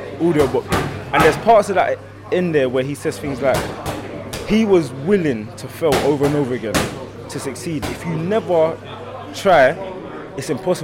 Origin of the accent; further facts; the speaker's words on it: England, United Kingdom; I'm from England.